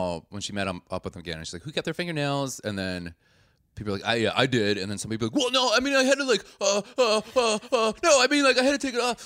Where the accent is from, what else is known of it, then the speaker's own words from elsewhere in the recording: Milwaukee, Wisconsin, United States; I'm not from a small town. I'm from Milwaukee, the sixteenth biggest city in the United States